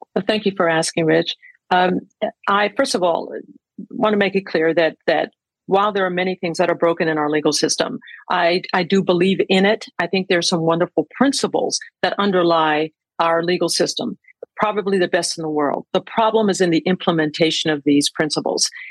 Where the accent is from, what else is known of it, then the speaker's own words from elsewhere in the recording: Pennsylvania, United States; where I grew up in Pennsylvania